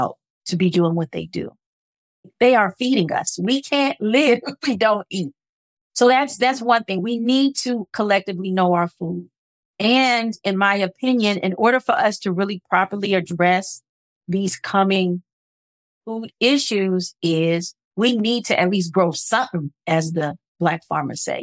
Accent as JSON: {"language": "English", "town": "Los Angeles", "region": "California", "country": "United States", "tie": "born or raised there", "moved": "yes", "said": "I grew up in South Central Los Angeles"}